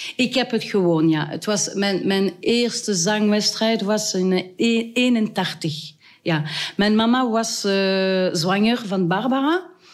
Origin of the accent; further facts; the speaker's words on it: Wallonia, Belgium; Dutch is a second language; also born or lived in Brussels periphery; now in Heers, Belgium; ik ben, uh, ik ben Waals